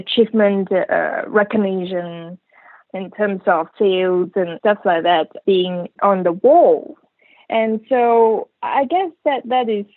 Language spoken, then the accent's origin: English; Malaysia; moved away; I come from Malaysia anyway.